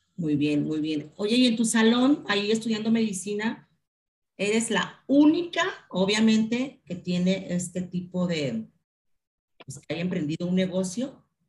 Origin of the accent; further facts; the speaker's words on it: Mexico; como mexicanos